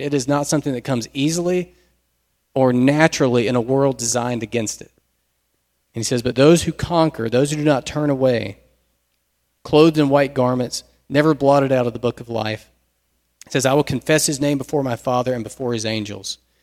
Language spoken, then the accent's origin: English; United States